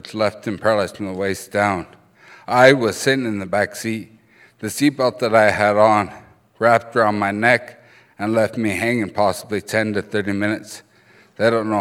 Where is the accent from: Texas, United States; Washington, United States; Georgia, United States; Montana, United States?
Montana, United States; Browning; first language Blackfoot